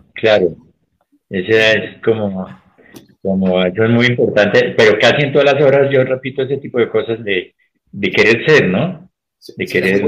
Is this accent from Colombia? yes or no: yes; Colombia; cómo somos los colombianos